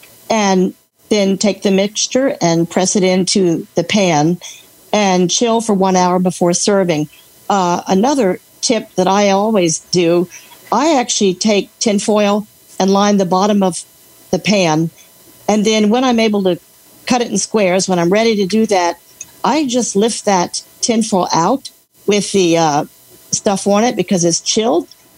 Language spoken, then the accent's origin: English; Alexandria, Virginia, United States; Alexandria, Virginia. Where it's raining right now, but that's okay.